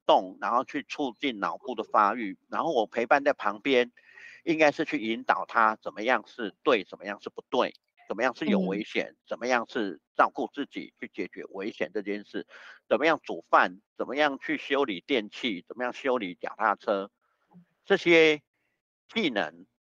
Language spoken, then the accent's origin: Chinese; Taiwan; also born or lived in Taichung / Taipei / Daxi; 我是在台中出生的